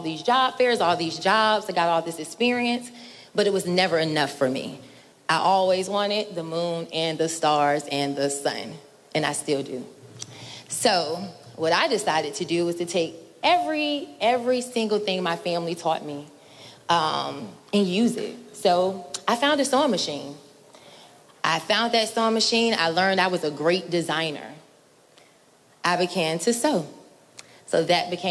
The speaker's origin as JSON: {"language": "English", "town": "Norfolk", "region": "Virginia", "country": "United States", "tie": "born or raised there", "said": "I'm originally from Norfolk. I went to Norview High School."}